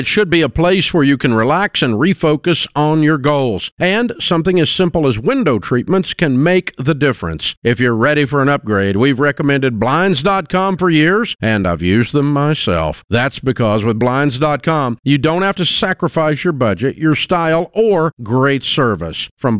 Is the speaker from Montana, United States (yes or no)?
no; Boston, Massachusetts, United States; I went all the way to Nashville to do my debt-free scream. I'm freaking from Boston.